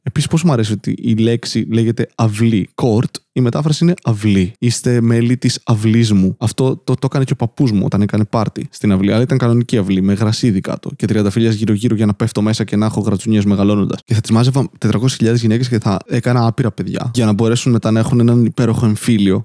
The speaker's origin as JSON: {"language": "Greek", "town": "Serres", "region": "Central Macedonia", "country": "Greece", "tie": "born or raised there", "said": "Επομένω είμαι Έλληνα και μεγάλωσα εδώ, στην Ελλάδα. Αν οι Σέρε μετράνε και Ελλάδα, δεν ξέρω."}